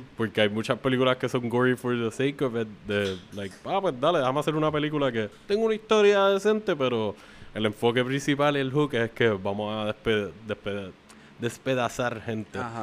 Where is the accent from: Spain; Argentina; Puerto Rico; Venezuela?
Puerto Rico; Canóvanas; donde yo crecí en Canoa en otra parte, en Palmasola